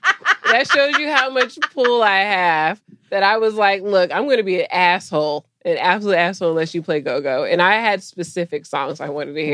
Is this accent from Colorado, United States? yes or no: yes; Colorado, United States; I'm from Colorado.